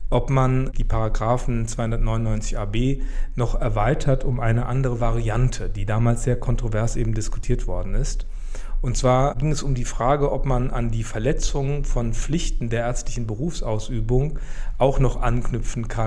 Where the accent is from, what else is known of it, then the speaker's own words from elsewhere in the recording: Wiesbaden, Hesse, Germany; born there; Also ich bin gebürtiger Wiesbadener und habe jetzt auch die Kanzlei in Wiesbaden.